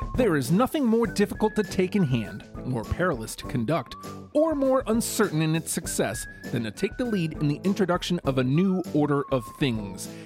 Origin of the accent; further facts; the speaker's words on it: New York, United States; I'm from New York